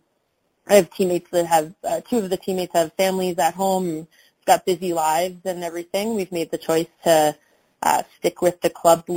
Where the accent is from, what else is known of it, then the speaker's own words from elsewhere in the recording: Halifax, Nova Scotia, Canada; now in Calgary, Canada; I'm from Halifax originally